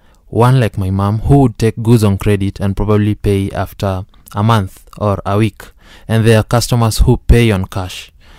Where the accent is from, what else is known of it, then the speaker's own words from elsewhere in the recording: Nairobi, Kenya; growing up, I grew up in in Nairobi, and basically the necessity of coming up with Payland tracks back during my childhood.